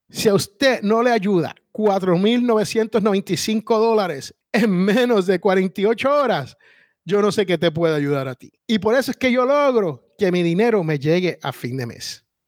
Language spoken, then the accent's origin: Spanish; San Juan, Puerto Rico; en el barrio donde yo me crié, allá en Barrio Obrero, en San Juan, Puerto Rico